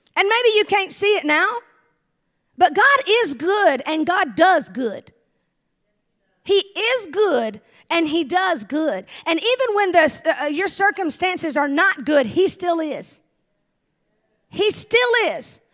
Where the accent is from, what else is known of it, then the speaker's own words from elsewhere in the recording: the South, United States; I'm from the South